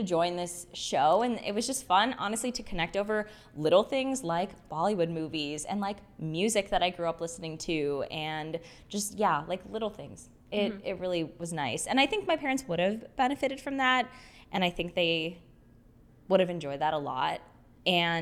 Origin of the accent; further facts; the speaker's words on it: West Bloomfield, Michigan, United States; moved away as an adult; also born or lived in Ann Arbor, Michigan / Spain; I grew up in West Bloomfield, so not that far away from anywhere from Ann Arbor specifically, but I grew up in West Bloomfield